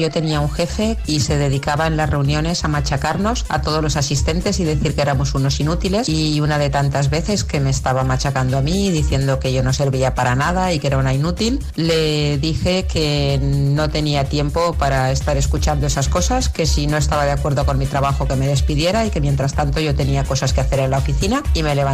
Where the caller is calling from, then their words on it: Valencia, Valencian Community, Spain; de Valencia.